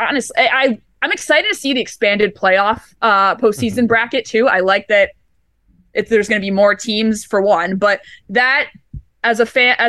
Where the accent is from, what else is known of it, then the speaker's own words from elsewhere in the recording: Southern California, United States; moved away as an adult; now in Buffalo, United States; I grew up in California. I grew up in ice rinks in California